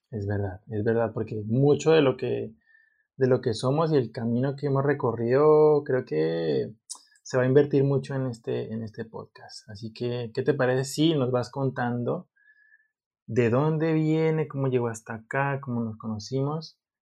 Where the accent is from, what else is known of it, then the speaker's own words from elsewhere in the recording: Colombia; moved away as an adult; now in Valencia, Spain; Yo soy de Colombia.